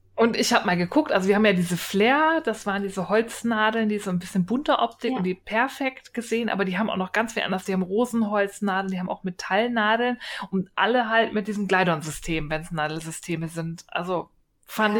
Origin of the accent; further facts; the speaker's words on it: Berlin, Germany; accent: Berlin; ich bin Berlinerin, wir können kein